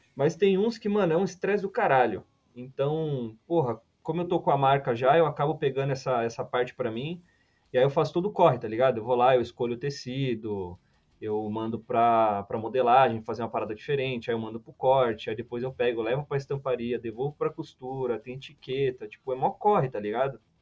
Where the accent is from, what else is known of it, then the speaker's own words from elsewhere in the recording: São Paulo, Brazil; eu sou, eu sou de São Paulo